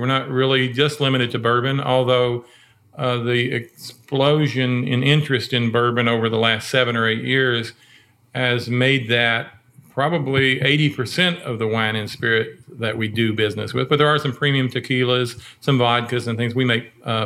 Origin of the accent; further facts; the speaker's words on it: Boston, Kentucky, United States; I grew up here in Boston, Nelson County